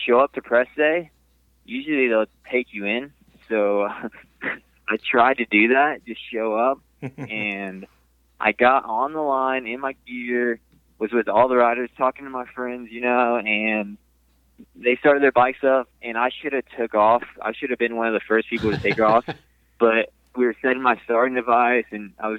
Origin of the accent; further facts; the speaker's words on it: Houston, Texas, United States; I'm from Houston, Texas, born and raised, lived here my whole life.